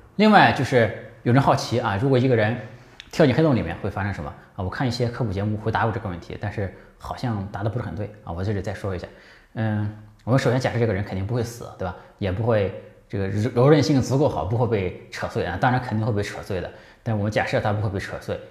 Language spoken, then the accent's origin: Chinese; China; 这个好比我们中国人吃饭啊